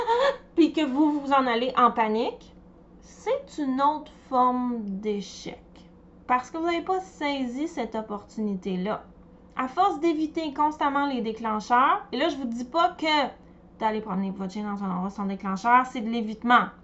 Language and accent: French; Montreal, Quebec, Canada; je viens de Montréal